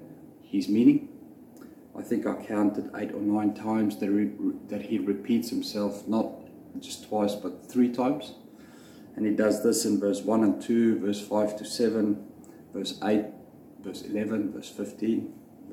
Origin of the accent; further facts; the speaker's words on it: South Africa; I grew up in South Africa